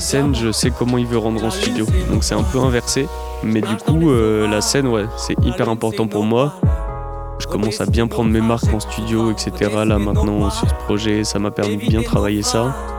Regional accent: Bordeaux, Nouvelle-Aquitaine, France; je viens de Bordeaux

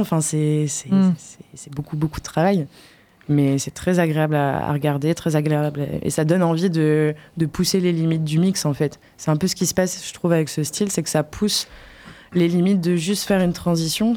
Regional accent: Poitiers, Nouvelle-Aquitaine, France; moved away as an adult; also born or lived in Brussels; quand je suis partie de Poitiers

